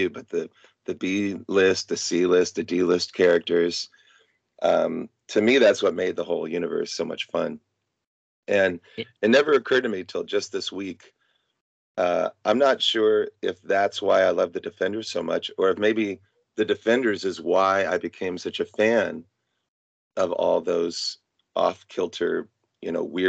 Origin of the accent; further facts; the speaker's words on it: Midwest, United States; also born or lived in California; now in Arizona, United States; I grew up in the Midwest